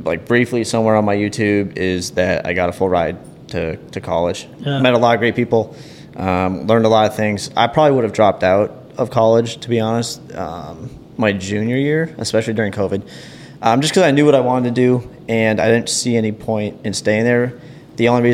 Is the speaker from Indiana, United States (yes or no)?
no; St. Cloud, Minnesota, United States; I grew up in St. Cloud